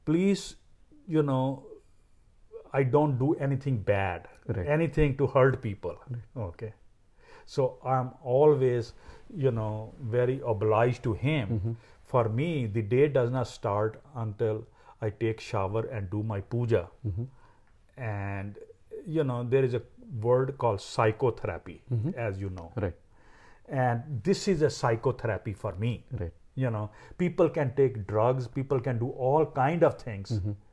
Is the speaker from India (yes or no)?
yes; India; born or raised there; moved away as an adult; now in San Diego, United States